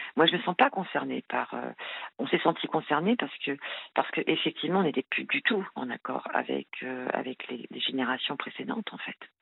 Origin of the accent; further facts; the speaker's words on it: France; je suis française, hein, née, en France, euh, issue d'un parent, d'un père français et d'une mère marocaine.